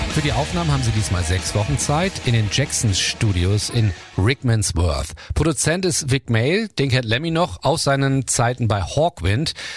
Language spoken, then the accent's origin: German; Germany; Bei uns in Deutschland